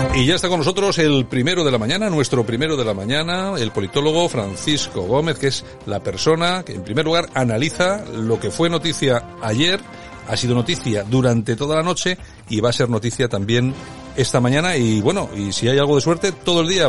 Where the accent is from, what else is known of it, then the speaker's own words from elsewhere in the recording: Spain; cómo somos los españoles